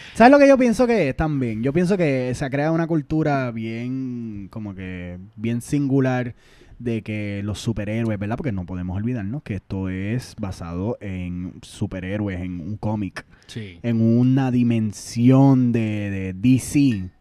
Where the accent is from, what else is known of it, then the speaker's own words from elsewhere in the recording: Puerto Rico; Nosotros como boricua